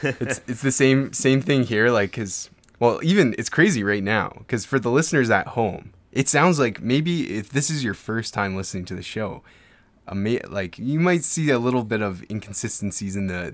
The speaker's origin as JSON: {"language": "English", "town": "Edmonton", "region": "Alberta", "country": "Canada", "said": "So I'm from Edmonton, Alberta, Canada."}